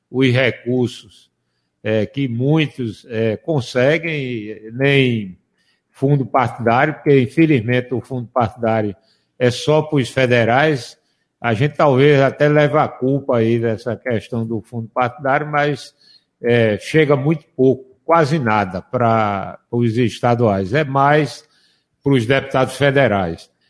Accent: Macaparana, Pernambuco, Brazil; É da minha terra.

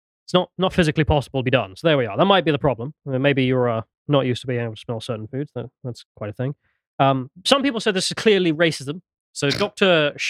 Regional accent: England, United Kingdom; we're English.

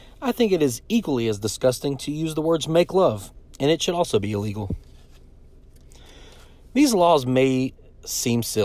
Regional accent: Mississippi, United States; also born or lived in Tupelo, Mississippi; we in Mississippi depend on tourism

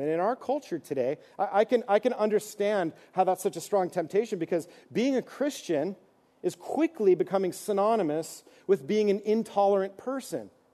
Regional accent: East Coast, United States; moved away; I'm from the East Coast, so we sang old hymns

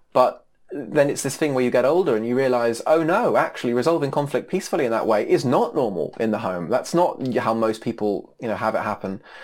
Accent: United States; moved away; being an American with, you know, blonde hair

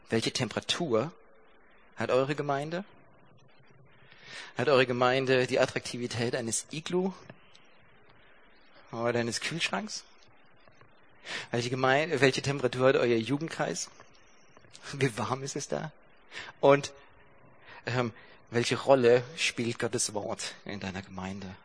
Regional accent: Baden-Württemberg, Germany; Ja, ich komme aus Baden-Württemberg und ihr habt diese Lehrplandiskussion mitgekriegt.

